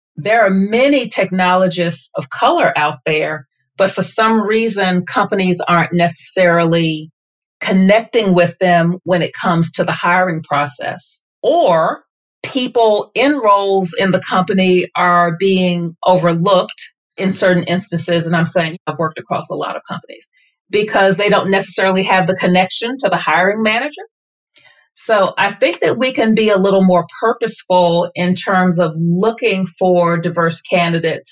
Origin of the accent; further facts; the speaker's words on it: the South, United States; I am born and raised in the South